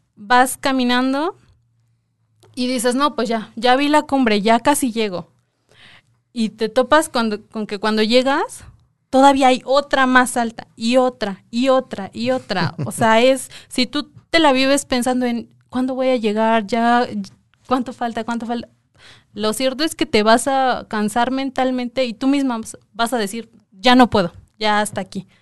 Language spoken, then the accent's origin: Spanish; Coacalco, State of Mexico, Mexico; yo soy de Coacalco